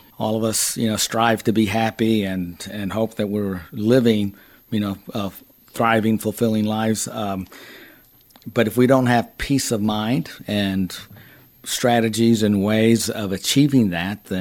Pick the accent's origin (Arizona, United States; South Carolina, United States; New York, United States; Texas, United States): Texas, United States; moved away; I am originally from Texas